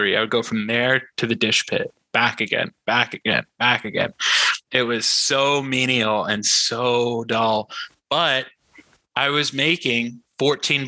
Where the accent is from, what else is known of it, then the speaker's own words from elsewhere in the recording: Muskoka, Ontario, Canada; as a kid growing up in the country